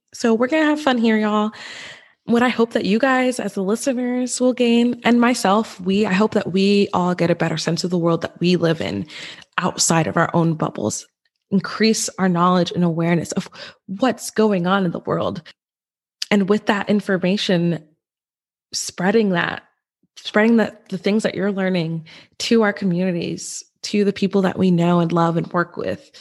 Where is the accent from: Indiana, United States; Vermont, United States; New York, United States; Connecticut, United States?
New York, United States; also born or lived in Westchester, New York; we moved an hour from Westchester, where I was born, to a very white suburban town. And so, and that's where I spent pretty much, yeah, I spent, I, we lived there until I graduated from high school